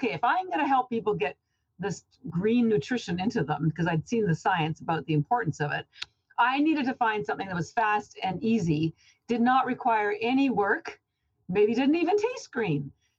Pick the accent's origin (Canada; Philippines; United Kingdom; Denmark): Canada; now in Boston, United States; I'm actually Canadian, but I've lived in Boston about 30 years.